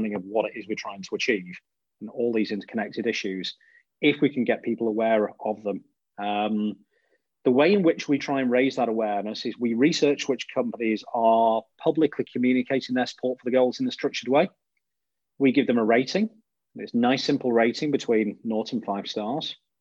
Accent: Blackpool, North West England, United Kingdom; moved away; I'm from Blackpool in the northwest of the UK originally.

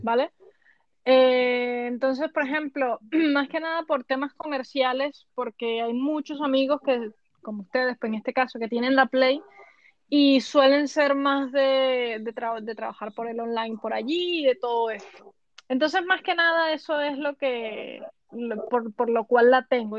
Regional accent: Venezuela; now in Spain; yo, por supuesto, me crié en el continente americano, yo soy venezolana

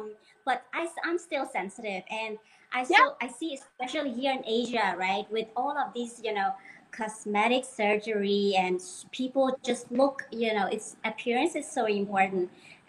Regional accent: Denmark; English is a second language; I'm a bit sensitive also, maybe because I grew up in Denmark with this, you know, people.

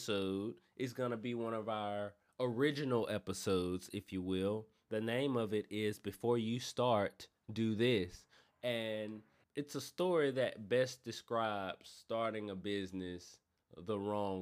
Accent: Natchez, Mississippi, United States; now in Memphis, United States; my hometown of Natchez, Mississippi

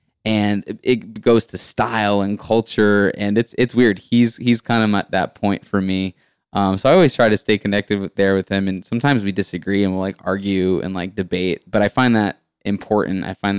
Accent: Salem, Massachusetts, United States; Which is, we're from Salem, which is a little north, but yeah.

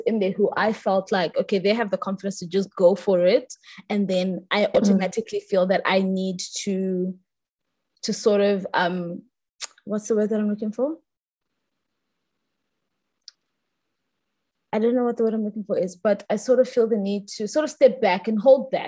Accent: South Africa; as Black South Africans

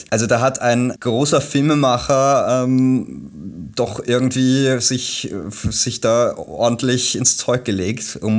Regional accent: Germany; also ich bin ja Deutscher, ich muss immer sagen

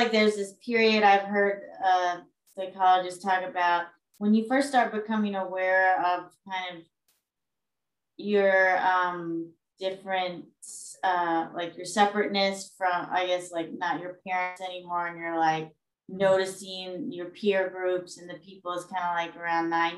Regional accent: Louisiana, United States; moved away as an adult; now in Gaithersburg, United States; I'm originally from Louisiana

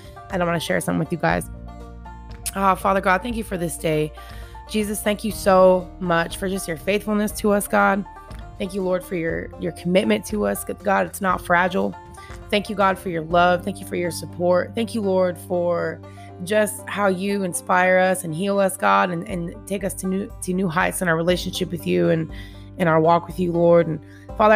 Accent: Washington, United States; moved away as an adult; now in Tennessee, United States; I just moved 2,300 miles away from my home state, Washington, all the way to Tennessee.

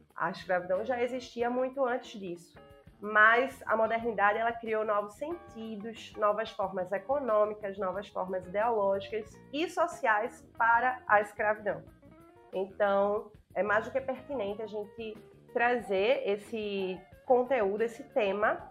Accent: Brazil; E a gente, como brasileiro

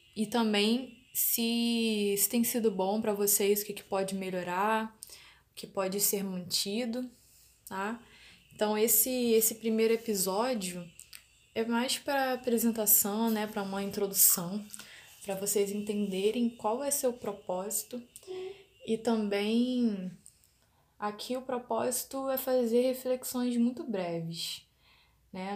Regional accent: Rio de Janeiro, Brazil; sou da cidade do Rio de Janeiro

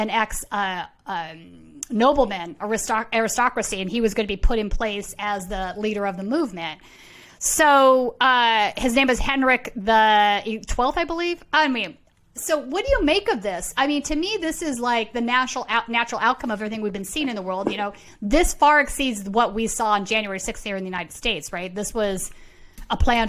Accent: Sweden; moved away; Sweden, my home country

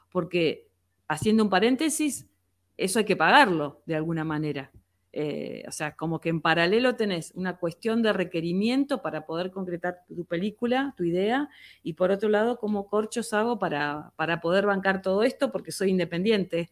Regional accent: Comodoro Rivadavia, Chubut, Argentina; los comodorenses que estamos acostumbrados a, caminar contra el viento

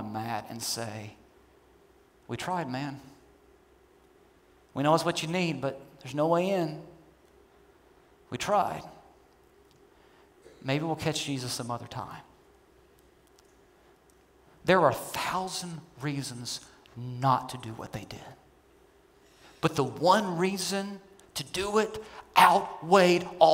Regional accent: Kentucky, United States; I'm from Kentucky. I come from rednecks, okay?

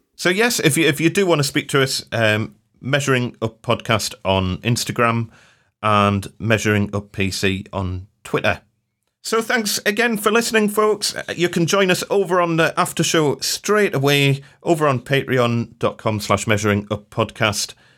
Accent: Newcastle upon Tyne, North East England, United Kingdom; I'm from Newcastle

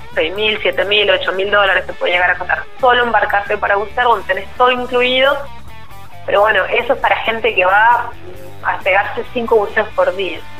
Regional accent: San Juan, Argentina; porque soy sanjuanina

